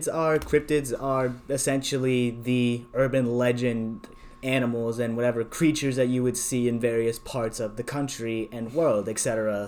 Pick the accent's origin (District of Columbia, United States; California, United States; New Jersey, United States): New Jersey, United States; I'm from Jersey.